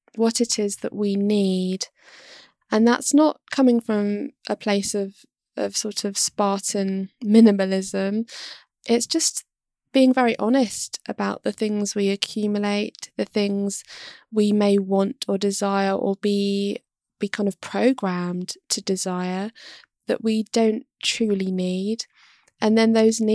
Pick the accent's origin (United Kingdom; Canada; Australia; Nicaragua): United Kingdom; London; moved away as an adult; now in Kent, United Kingdom; I was born and raised in London